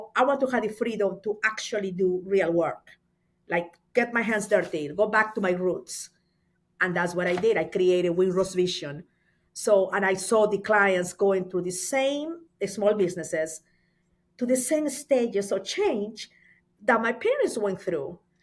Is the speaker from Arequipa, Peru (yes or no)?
yes; Mollendo, Arequipa, Peru; moved away as an adult; now in United States; I am from Peru. Um, I was born in a little town in the coast of Peru, and the name of the town is Mollendo